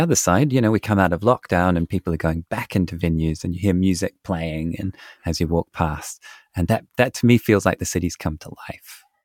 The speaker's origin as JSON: {"language": "English", "country": "New Zealand", "said": "my home country of New Zealand"}